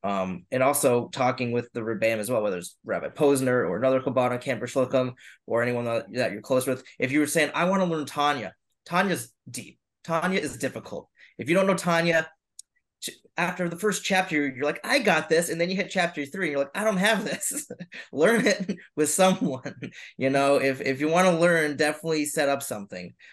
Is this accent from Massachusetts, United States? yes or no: yes; Boston, Massachusetts, United States; I'm from Boston. I, I you know I I love here and I, and I want to stay here and I work here